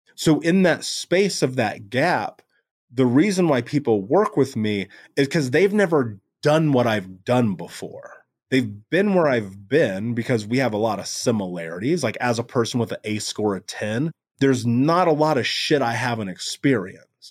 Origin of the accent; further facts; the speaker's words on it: Indianapolis, Indiana, United States; I grew up in America, in Indianapolis, in the greatest country in the world.